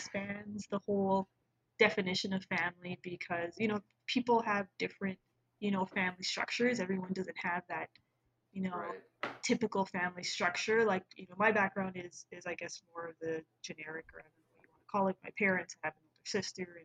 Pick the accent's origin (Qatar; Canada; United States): Canada; Toronto, Ontario; Born and raised in Toronto, Canada. Proud Canadian